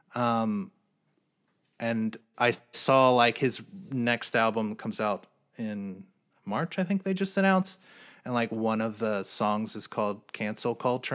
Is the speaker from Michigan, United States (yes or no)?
no; New Jersey, United States; also born or lived in Philadelphia / New York; now in Los Angeles, United States; I'm from New Jersey.